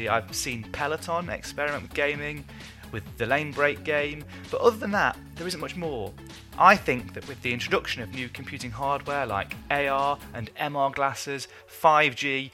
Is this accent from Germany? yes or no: no; Colombia; now in Tokyo, Japan; In my home country of Colombia